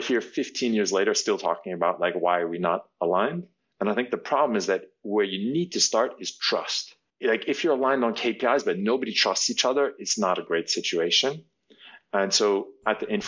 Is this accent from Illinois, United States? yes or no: no; New York, United States; I'm originally from New York. I was born and raised there, and I grew up on Broadway